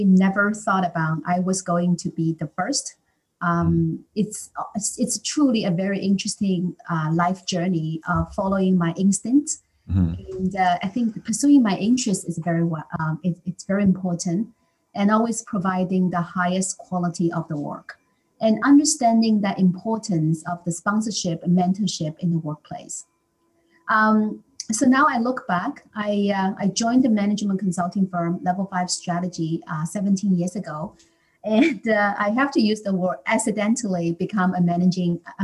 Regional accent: China; now in Canada; I was born in China

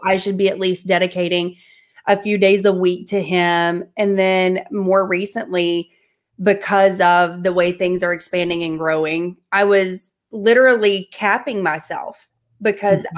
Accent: the South, United States; I'm from the South.

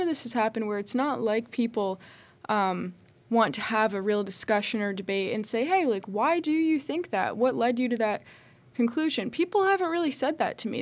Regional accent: Connecticut, United States; moved away; I grew up in Connecticut

